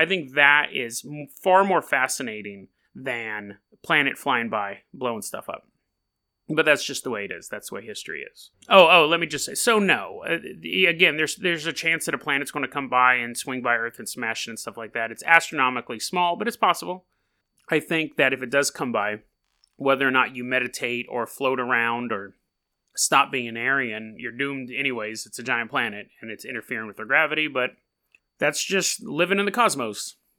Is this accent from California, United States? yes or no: yes; California, United States; now in Hood River, United States; And, you know, I come from California. Everything was earthquake proof.